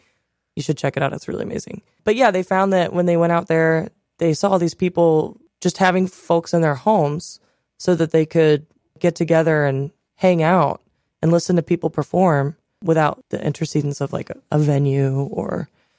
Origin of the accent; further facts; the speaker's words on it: Reynoldsburg, Ohio, United States; I'm from Reynoldsburg, Ohio.